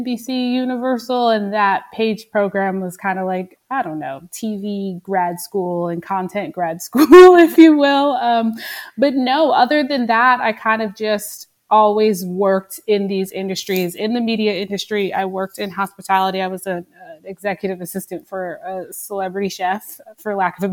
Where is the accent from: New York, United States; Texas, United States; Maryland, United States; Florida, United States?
New York, United States; Nanuet; now in New York City, United States; I grew up in Rockland County, New York, in this small town called Nanuet.